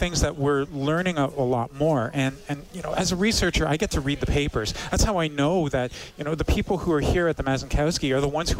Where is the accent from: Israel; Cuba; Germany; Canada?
Canada; Toronto, Ontario; now in Edmonton, Canada; I come from Toronto.